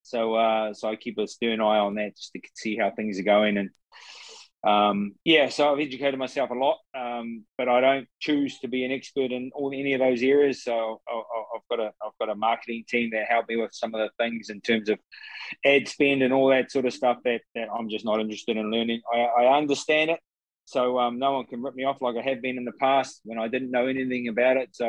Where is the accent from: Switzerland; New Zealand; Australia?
New Zealand; Mahia, Gisborne; I'm, I'm from Mahia uh, on the east coast of uh, of, of Gisborne.